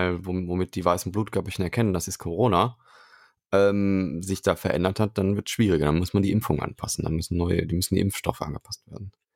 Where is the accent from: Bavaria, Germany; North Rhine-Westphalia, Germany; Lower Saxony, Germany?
North Rhine-Westphalia, Germany; Cologne; Ich bin ja gebürtiger Kölner